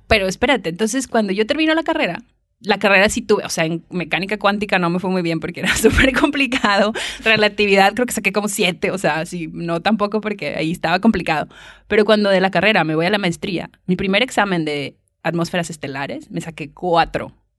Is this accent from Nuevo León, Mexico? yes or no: yes; Monterrey, Nuevo León, Mexico; accent: Mexican; moved away as an adult; also born or lived in San Luis Potosí, Mexico; now in Leiden, Netherlands; Yo soy de Monterrey y me fui a San Luis Potosí, que está más o menos en el centro, a estudiar la carrera de física